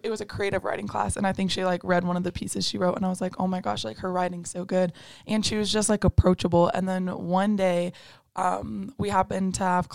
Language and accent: English; Erie, Colorado, United States; also born or lived in California; now in Pueblo, United States; I'm a senior from Erie, Colorado. I was born in California, but I moved to Colorado when I was pretty young. So I grew up here